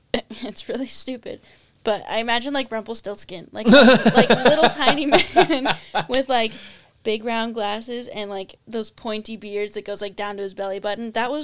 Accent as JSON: {"language": "English", "town": "Pinesdale", "region": "Montana", "country": "United States", "tie": "born or raised there", "said": "but honestly, growing up in Pinesdale, as little of time that I did have"}